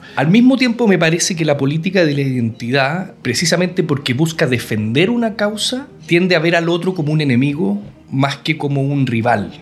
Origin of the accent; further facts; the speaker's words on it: Chile; Yo soy chileno, tengo género masculino